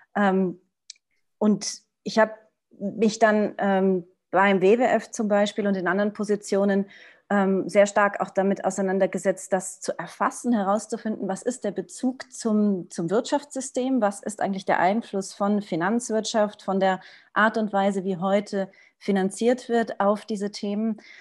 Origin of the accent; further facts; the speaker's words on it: Portugal; moved away; also born or lived in Switzerland; ich bin aufgewachsen in Portugal